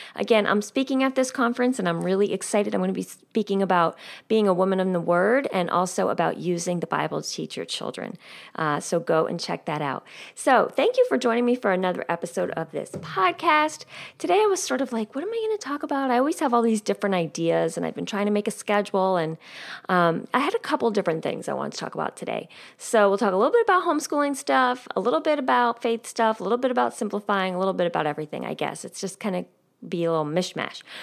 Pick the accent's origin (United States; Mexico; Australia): United States; also born or lived in rural New Jersey; now in New Jersey, United States; I grew up nine miles outside of New York City